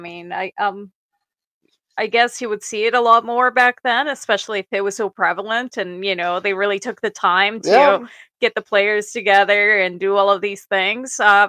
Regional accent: Mexico; moved away; I'm from Mexico

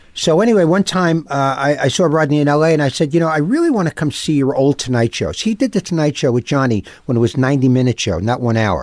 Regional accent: New York City, New York, United States; I grew up, um, I grew up in New York

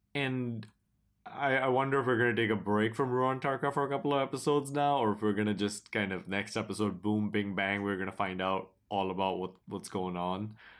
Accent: United States; we in America

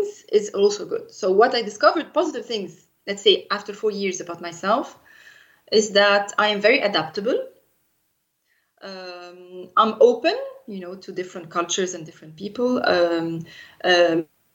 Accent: Egypt; moved away as an adult; now in Luxembourg; in my native country, which is Egypt

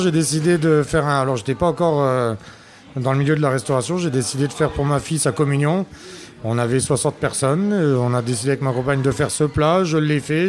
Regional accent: Cattenom, Grand Est, France; je suis natif du village, je suis natif de Catnam.

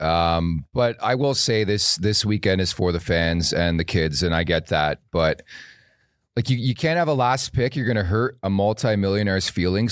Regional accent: Canada; As a Canadian

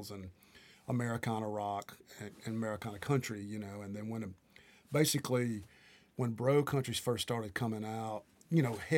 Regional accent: Tornado Alley, United States; And basically, see, I grew up in Tornado Alley. Where I'm from, we would have tornadoes all the time

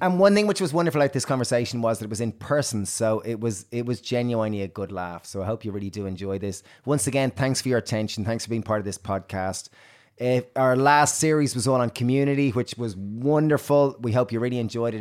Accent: Ireland; Irish, growing up in Ireland

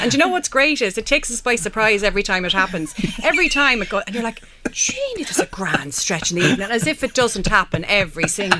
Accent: near Newgrange, Leinster, Ireland; born or raised there

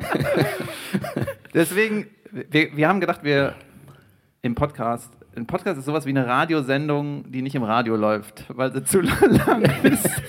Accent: Cologne, North Rhine-Westphalia, Germany; ich komme aus Köln-Ostheim

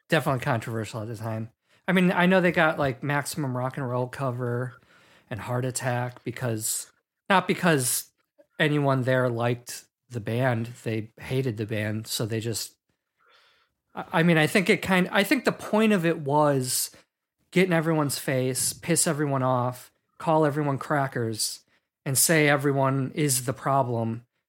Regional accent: Milwaukee, Wisconsin, United States; I'm from Milwaukee, Wisconsin, which is, like, an hour and a half north of Chicago

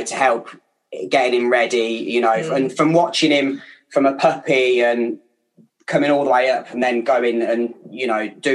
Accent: Kettering, East Midlands, United Kingdom; accent: Kettering; my Kettering accent

